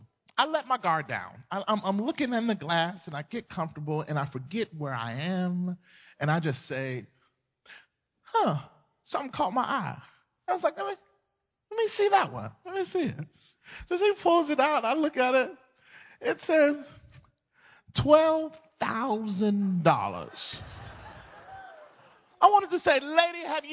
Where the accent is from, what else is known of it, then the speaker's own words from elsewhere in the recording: Mississippi, United States; moved away as an adult; also born or lived in Southern California; now in California, United States; We grew up, born and bred in Mississippi. Moved to California 11 years ago